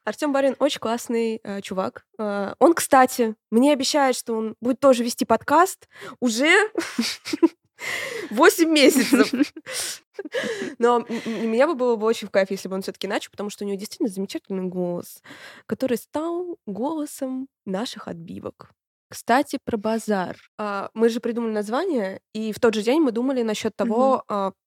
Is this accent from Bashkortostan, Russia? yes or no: no; Voronezh, Voronezh Oblast, Russia; мы очень гордимся тем, что мы из Воронежа